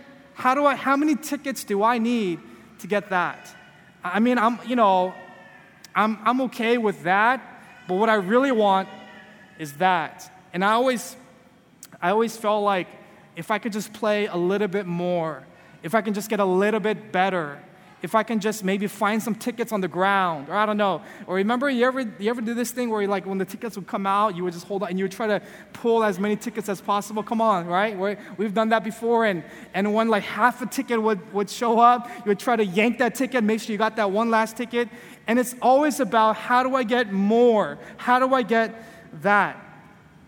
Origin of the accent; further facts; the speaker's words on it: California, United States; moved away; I'm from California, and I grew up, you know, when I was a kid